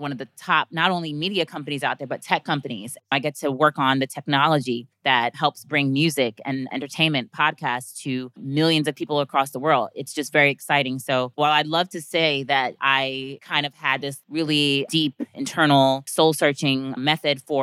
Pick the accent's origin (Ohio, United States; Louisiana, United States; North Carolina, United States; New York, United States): New York, United States; New York City; I'm from Brooklyn, New York, as Kevin mentioned. Grew up in Park Slope